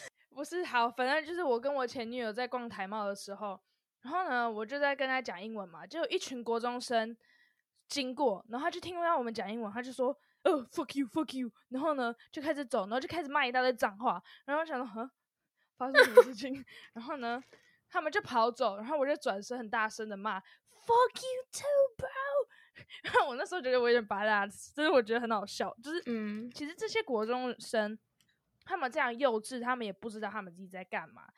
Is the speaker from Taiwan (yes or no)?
yes; Taiwan; now in United Kingdom; 我也是台湾人啊，我在 ，我在台湾土生土长长大